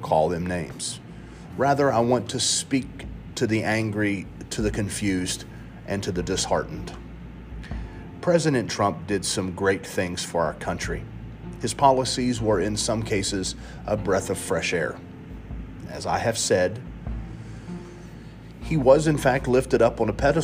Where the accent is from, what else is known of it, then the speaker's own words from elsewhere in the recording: United States; As a Christian American